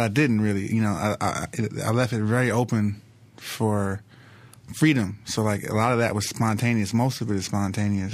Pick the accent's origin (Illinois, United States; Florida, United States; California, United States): California, United States; Los Angeles; South Central L A, South Central Los Angeles. I, you know, I grew up in first eight years of my life on, on seventy-fourth and Figueroa